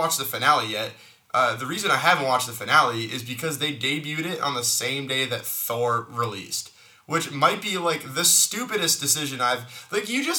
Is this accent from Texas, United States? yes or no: no; Massachusetts, United States; I'm from Massachusetts